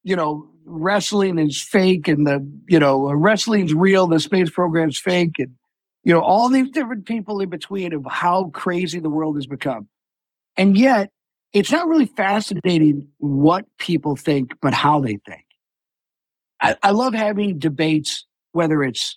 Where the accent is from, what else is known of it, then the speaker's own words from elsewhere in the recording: Buffalo, New York, United States; my hometown of Buffalo